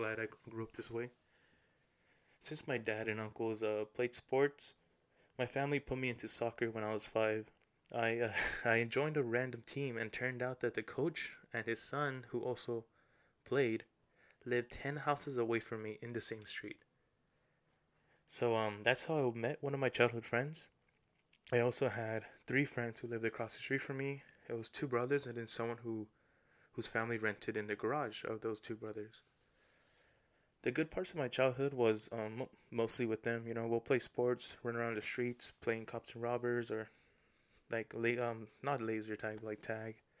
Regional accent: La Puente, California, United States; I was born and raised in La Puente, California

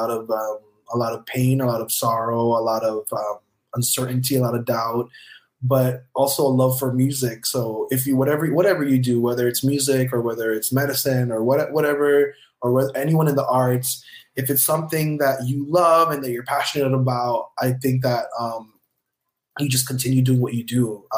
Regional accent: Philippines; like a musician like me, I'm a Filipino musician, just continue your dreams.

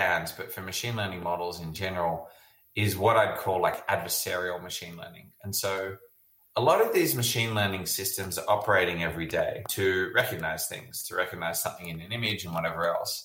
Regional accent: Australia; now in San Francisco, United States; I grew up in Australia

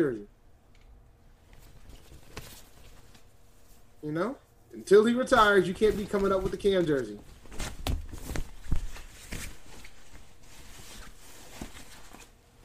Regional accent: New England, United States; also born or lived in Rhode Island; I'm from New England, man. I live up here. I live in Rhode Island, as a matter of fact

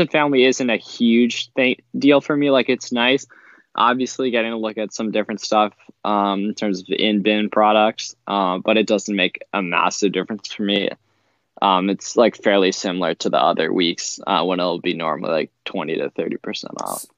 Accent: Pennsylvania, United States; I'm from Pennsylvania

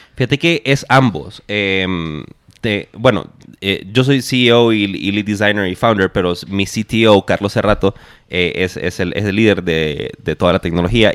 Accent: Honduras; moved away as an adult; now in Guatemala; yo soy de Honduras

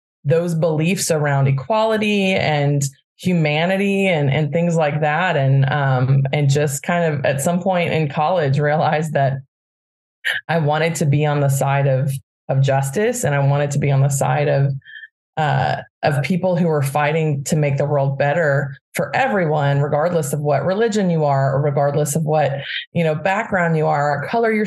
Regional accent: Birmingham, Alabama, United States; now in Bay Area, United States; I grew up in Birmingham, Alabama.

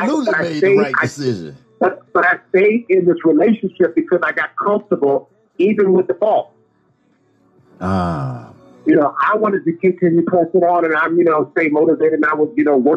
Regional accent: Michigan, United States; moved away; also born or lived in Washington, D.C. area / New York City; I'm born and raised in Michigan, moved down to DC area, and then made my way to New York City

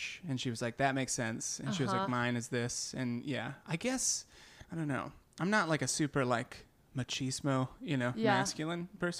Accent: Perrysburg, Ohio, United States; moved away; also born or lived in Cincinnati; Ohio. Northwest Ohio. Okay. Suburb of Toledo. Perrysburg

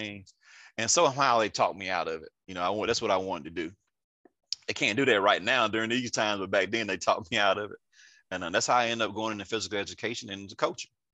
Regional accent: Andalusia, Alabama, United States; also born or lived in Atlanta, Georgia / Columbus, Georgia / Enterprise, Alabama / Auburn, Alabama; I'm from Andalusia, Alabama. Went to Andalusia High School. Uh, grew up here all my life

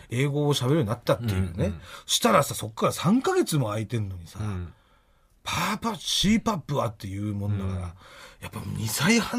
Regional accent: Asahi, Chiba, Japan; 私千葉県の旭市っていうところ出身なんですよ

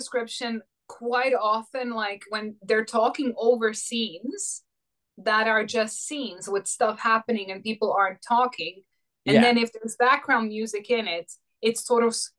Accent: Croatia; first language Croatian; English is a second language; moved away; also born or lived in Finland; my mother tongue is Croatian. I'm from Croatia.

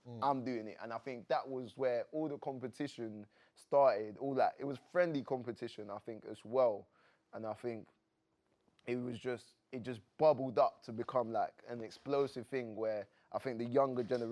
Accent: Croydon, London, United Kingdom; I'm from South London, Croydon

